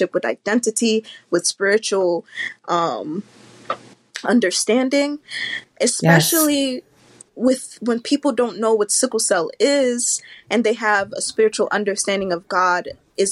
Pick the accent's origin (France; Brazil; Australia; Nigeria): Nigeria; Growing up in Nigeria, where the major thing is survival